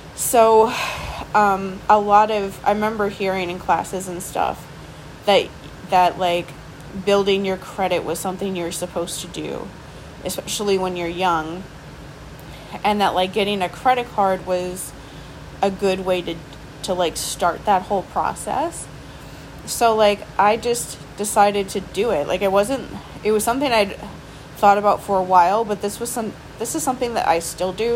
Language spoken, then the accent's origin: English; near Milwaukee, Wisconsin, United States; now in Milwaukee, United States; close to my hometown, but mostly just because it was still close. It was still in like the general area where I grew up